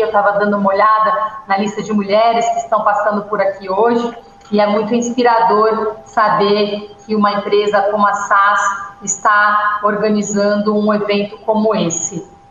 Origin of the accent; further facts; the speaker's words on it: São Paulo, Brazil; eu nasci na Vila das Belezas, em Campo Limpo, aqui em São Paulo